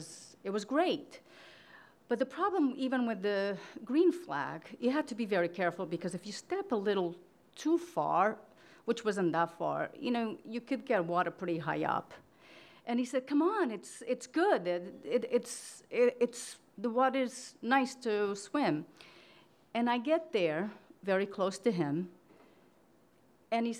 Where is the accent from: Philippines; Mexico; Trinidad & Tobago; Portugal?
Portugal; moved away; I grew up in Portugal in a small city in an orphanage.